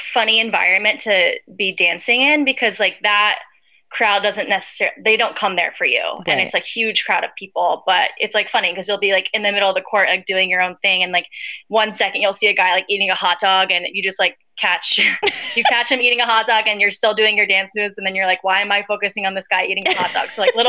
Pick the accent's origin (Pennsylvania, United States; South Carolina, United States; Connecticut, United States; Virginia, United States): Virginia, United States; Virginia Beach; moved away as an adult; also born or lived in New York; I'm from Virginia Beach.